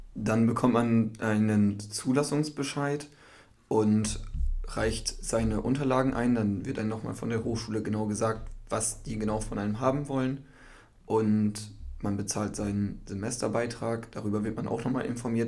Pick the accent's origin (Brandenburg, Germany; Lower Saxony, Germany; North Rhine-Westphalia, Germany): Lower Saxony, Germany; Cloppenburg area; moved away as an adult; now in Emden, Germany; ich komme aus dem Kloppenburger Raum und bin vor einem Jahr nach Emden gezogen